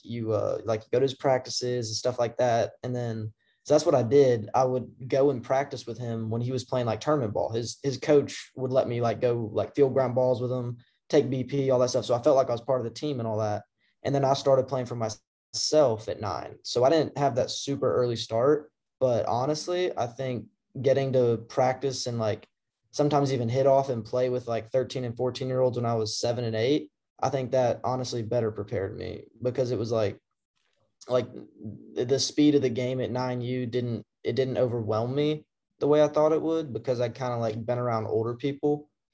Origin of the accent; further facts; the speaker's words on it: Memphis, Tennessee, United States; also born or lived in Cordova, Tennessee / Collierville, Tennessee; I grew up in the Memphis area too. I lived I lived in Cordova